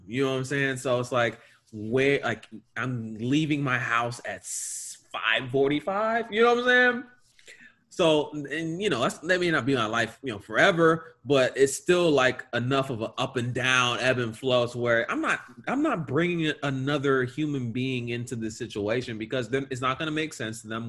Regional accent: the South, United States; we are from the South

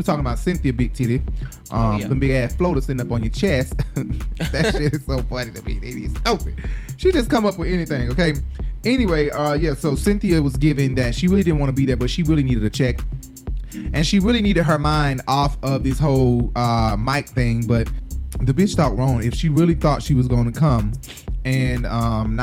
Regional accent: Atlanta, Georgia, United States; I'm from Atlanta

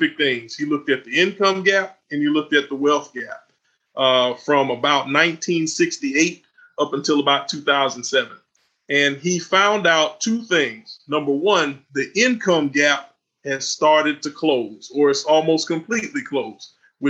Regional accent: Southeast Georgia, United States; also born or lived in Florida; I'm from Southeast Georgia, was born in Florida, raised in Southeast Georgia

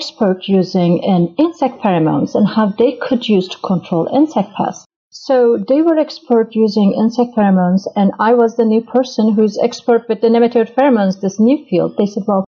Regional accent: Turkey; moved away as an adult; now in United States; I'm originally from Turkey

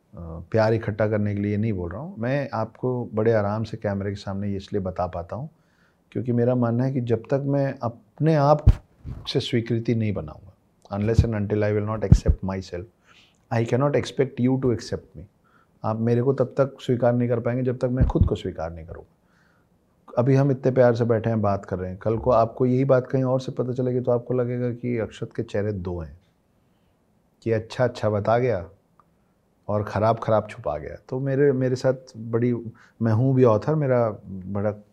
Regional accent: Ambikapur, Chhattisgarh, India; moved away; मैं जिस गांव से आता हूँ उस गांव का नाम अंबिकापुर है सरगुजा डिस्ट्रिक्ट है छत्तीसगढ़ में

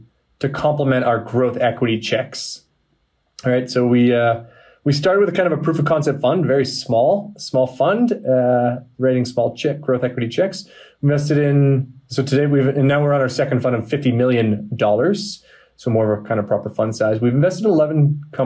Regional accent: Boston, Massachusetts, United States; I'm from Boston. I'm a pretty stereotypical white guy, you know, from America

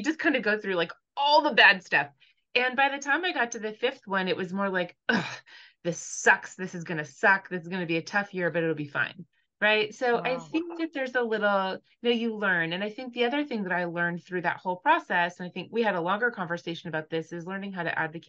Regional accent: California, United States; So I grew up in Southern California. We moved around a lot as a kid.

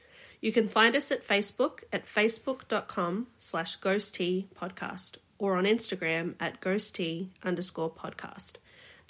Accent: Australia; I'm Australian.

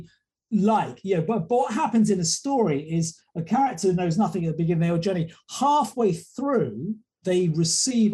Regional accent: England, United Kingdom; Being an Englishman here

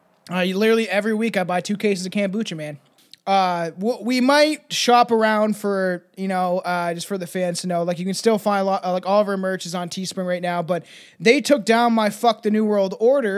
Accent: New Jersey, United States; What's going on, everybody? I'm from Jersey.

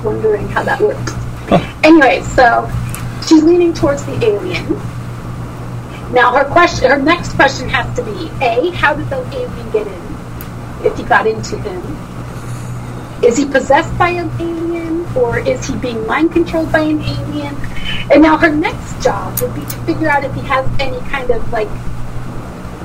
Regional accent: Portugal; I come from Portugal, so most teenage boys are pretty facially hairy because it's just an ethnic thing

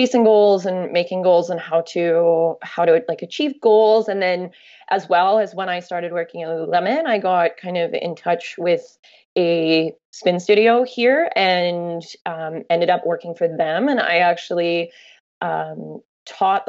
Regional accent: Canada; when you travel as a Canadian and people go, oh, where are you from? And you say you're from Canada

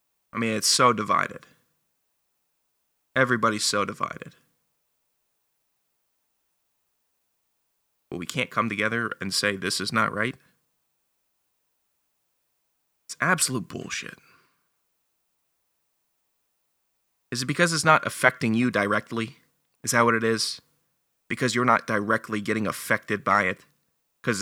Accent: Northern Virginia, United States; I'm from Northern Virginia

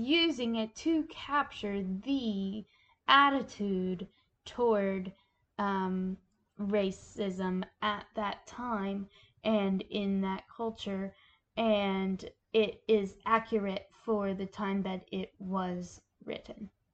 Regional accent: Appalachia, United States; as a Appalachian myself

